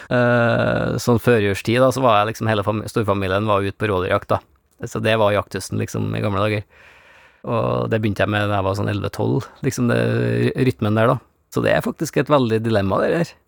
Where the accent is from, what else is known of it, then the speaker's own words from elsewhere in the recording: Norway; jeg er jo fra Bygde-Norge